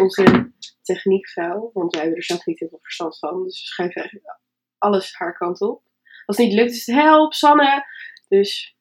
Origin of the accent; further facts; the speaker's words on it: Winsum, Groningen, Netherlands; Ik kom uit Winsum. Dat is ook ergens hoog in Nederland, boven Groningen